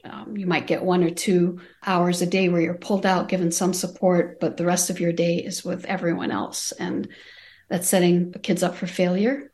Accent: Amman, Amman Governorate, Jordan; moved away as an adult; now in United States; I was born and raised in Amman, Jordan. I came to the United States at age eighteen.

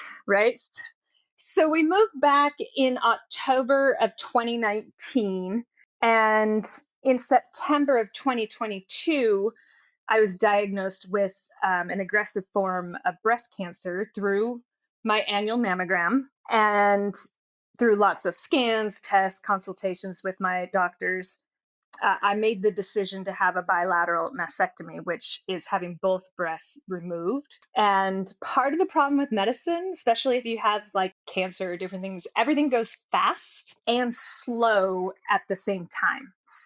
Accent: Oregon, United States; So he's from Washington State. I'm from Oregon.

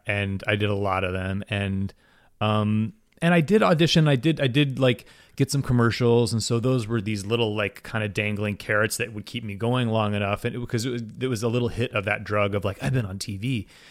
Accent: Waverly, Ohio, United States; moved away; I'm originally from Waverly, Ohio, which is a very small town

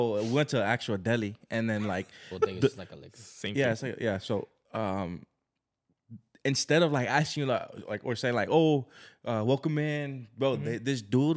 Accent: Los Angeles, California, United States; We're like

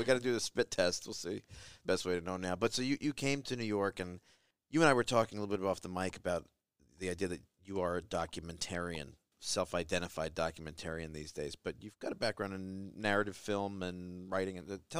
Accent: Argentina; Argentinians, we are, let me see if I get this right, we are Italians speaking bad Spanish, acting like we're British.

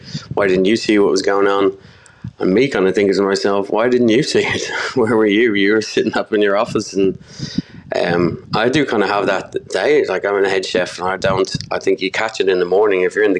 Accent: Dublin, Leinster, Ireland; I grew up in Dublin.

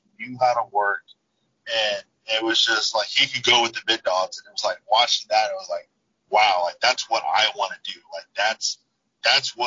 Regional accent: Texas, United States; moved away; I'm from Texas originally

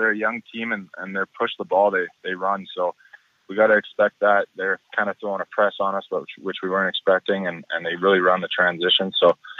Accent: Pitt Meadows, British Columbia, Canada; I'm a local guy. I'm from Pitt Meadows, so I grew up watching them and been here for a while

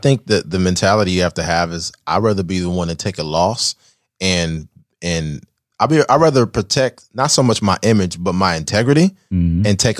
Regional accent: Bakersfield, California, United States

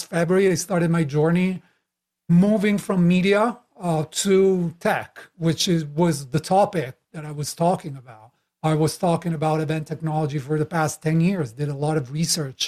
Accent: Italy; moved away; I'm Italian originally, as you can tell by my crazy accent. I've been traveling for a while, living in multiple countries

